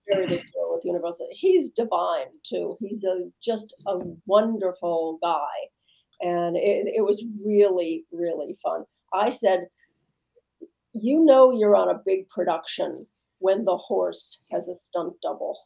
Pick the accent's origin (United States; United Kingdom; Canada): United States; Midwest; I'm from the Midwest